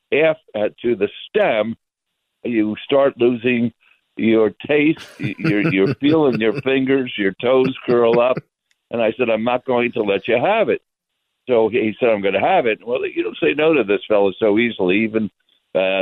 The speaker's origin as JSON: {"language": "English", "town": "Philadelphia", "region": "Pennsylvania", "country": "United States", "moved": "yes", "lives_now": "Las Vegas, United States", "said": "I'm from West Philadelphia originally"}